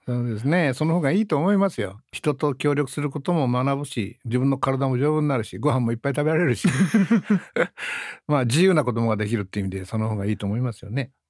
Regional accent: Kure, Hiroshima, Japan; 子供の頃あの私 は広島の呉という町で生まれたので、はい、瀬戸内海がすぐそばにありましてね、うん、でボートで夜釣りなんかをよくやってましたので

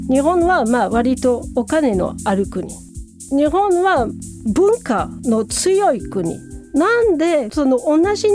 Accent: France; Japanese is a second language; 私フランス人だからフランス人向けの記事を書きたいんです。

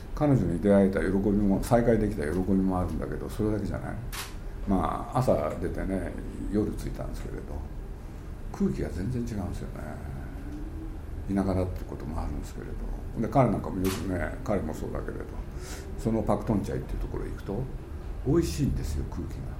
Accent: Japan; 我々日本人

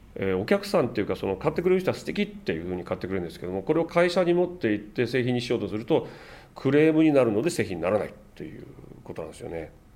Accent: Amakusa, Kumamoto, Japan; now in Tokyo, Japan; 熊本県の天草の出身なもんですから自分のふるさとには山があって

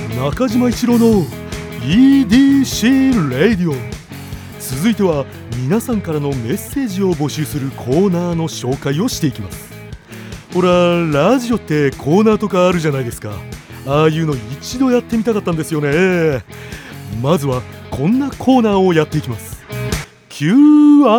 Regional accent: Gunma, Japan; 群馬県です

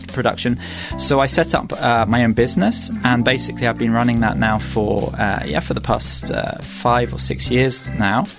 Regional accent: United Kingdom; moved away as an adult; now in Japan; go back to the UK

